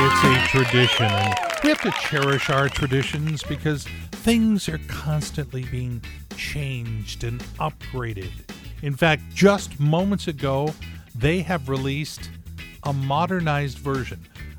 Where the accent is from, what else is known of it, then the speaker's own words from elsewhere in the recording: Southern California, United States; now in Everett, United States; I was raised in Southern California